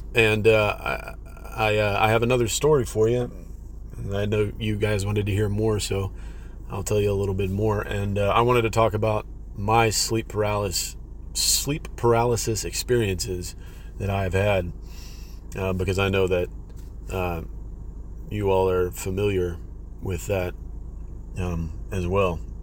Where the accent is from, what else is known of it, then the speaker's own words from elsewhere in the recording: Texas, United States; I'm from Texas, so all this stuff is happening to me in Texas